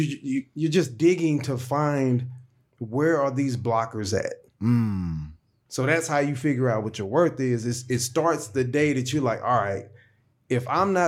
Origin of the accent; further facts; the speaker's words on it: St. Louis, Missouri, United States; I'm from St. Louis. You know what I'm saying? Like, I grew up with, it is what it is. You know, I had the red hat, I'm dark skinned